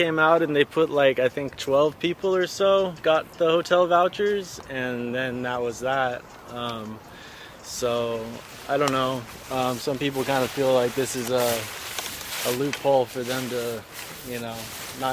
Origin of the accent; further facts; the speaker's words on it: Santa Barbara, California, United States; also born or lived in Utah; now in Santa Barbara, United States; I'm from Santa Barbara